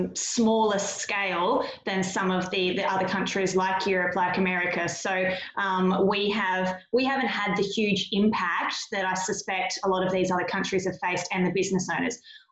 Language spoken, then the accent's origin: English; Australia; So if I had to have an overwhelming summary of our experience with it, is we're the Aussie battlers.